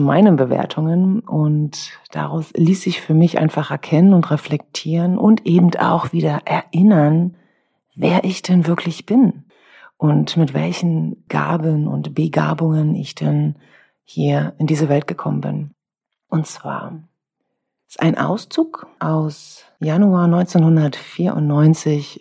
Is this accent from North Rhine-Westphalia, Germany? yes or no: no; Brandenburg, Germany; bevor es bei uns in Brandenburg in der dritten Klasse, dann ab der dritten Klasse, Benotungen gab